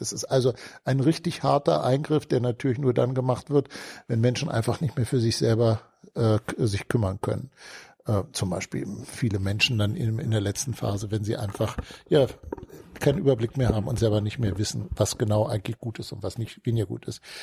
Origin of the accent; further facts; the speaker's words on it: Hanover, Lower Saxony, Germany; also born or lived in Hamburg / Munich; Mit fünf Jahren äh, sind meine Eltern mit meinem Bruder und mit mir dann nach Hannover gezogen. Und seitdem bin ich ein Hannoveraner.